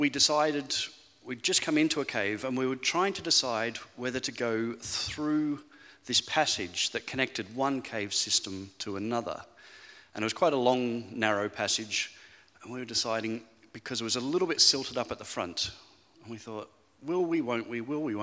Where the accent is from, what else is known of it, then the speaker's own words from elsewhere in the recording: Australia; moved away as an adult; now in Falkirk, United Kingdom; You'll quickly pick up from my accent that I'm not really a Falkirk local, because originally I'm from Australia, but this is home